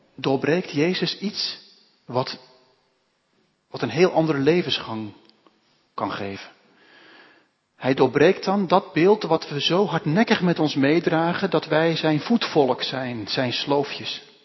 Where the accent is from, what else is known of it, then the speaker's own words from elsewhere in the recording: Netherlands; also born or lived in Lebanon; wij als Hollanders